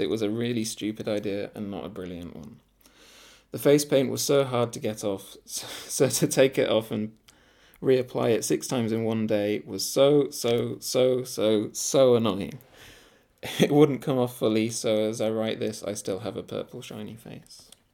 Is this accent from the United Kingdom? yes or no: yes; Scarborough, Yorkshire and the Humber, United Kingdom; moved away; my hometown Scarborough